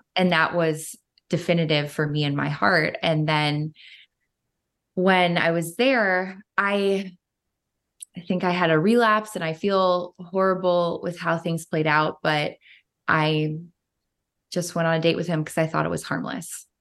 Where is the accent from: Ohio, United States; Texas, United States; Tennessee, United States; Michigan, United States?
Ohio, United States; Cleveland; they started filming in my hometown of Cleveland, Ohio